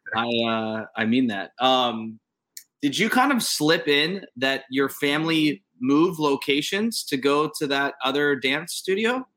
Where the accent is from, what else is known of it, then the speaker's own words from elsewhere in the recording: Youngstown, Ohio, United States; I'm from Youngstown, which is an hour west of you